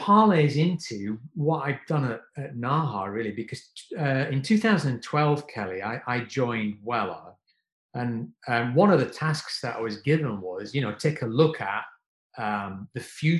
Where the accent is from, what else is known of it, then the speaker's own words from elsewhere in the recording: South Africa; And I'm really embarrassed to tell you, I'm South African, but I've never cut ethnic hair.